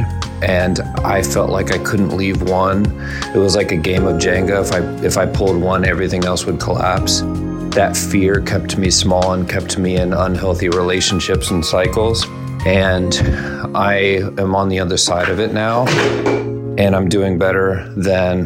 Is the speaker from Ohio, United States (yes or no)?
yes; Columbus, Ohio, United States; I'm from Columbus, Ohio